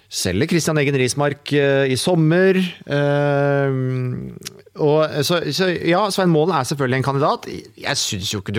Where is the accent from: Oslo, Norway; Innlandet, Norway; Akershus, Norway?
Oslo, Norway; now in Haugesund, Norway; Jeg bor selv i Haugesund nå, {S1} og {S2} jeg er fra Oslo.